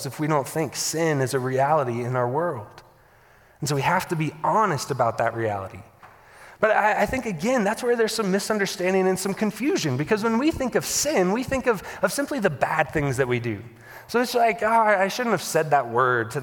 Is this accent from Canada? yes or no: no; the Bible Belt, Southern United States, United States; I grew up in the Bible Belt